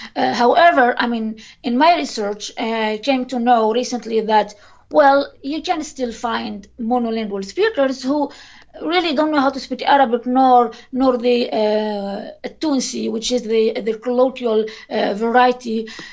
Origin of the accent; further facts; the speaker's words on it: Tunisia; I'm born and raised in Tunisia